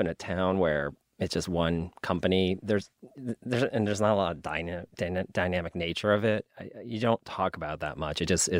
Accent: New York, United States; So I grew up in New York, upstate, and Saratoga Springs is an outdoor venue, and that's where I saw it.

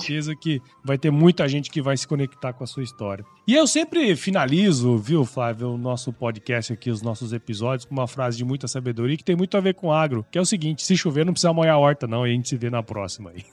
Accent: Mato Grosso, Brazil; eu sou de Mato Grosso

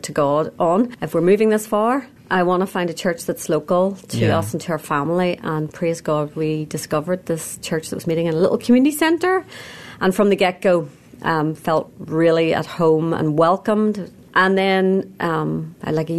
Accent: Belfast, Northern Ireland, United Kingdom; moved away as an adult; now in Seattle, United States; I'm from Belfast, Northern Ireland, originally

